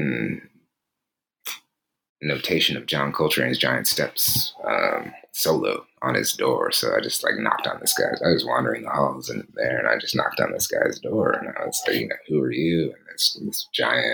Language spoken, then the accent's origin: English; Kansas City, Missouri, United States; now in Honolulu, United States; I'm originally from Kansas City, Missouri